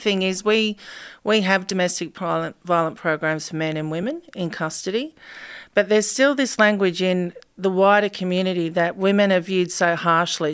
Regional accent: Campbelltown, New South Wales, Australia; I grew up in Aids at Campbell Town, which is a massive housing estate

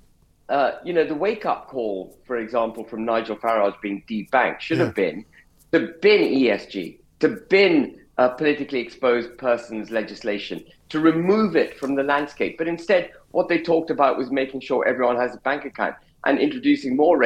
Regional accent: United Kingdom

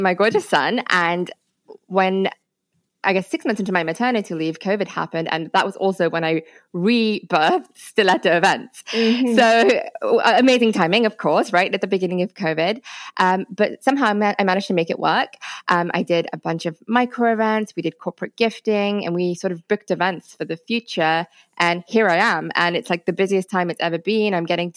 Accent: India; I'm actually Indian. As in India

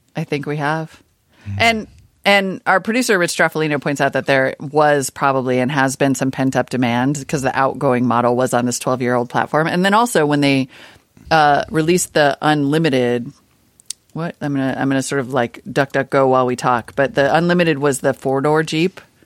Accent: Montana, United States; I grew up in Montana

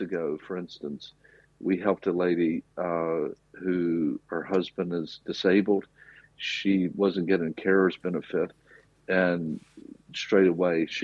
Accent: rural South, United States; now in Cork, Ireland; I'm from America. I grew up in the rural South.

